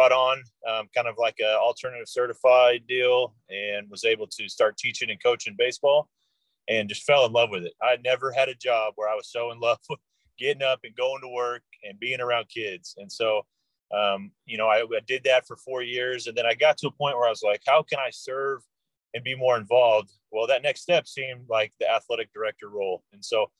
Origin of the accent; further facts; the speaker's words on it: Tulsa, Oklahoma, United States; originally from Oklahoma, was born in Tulsa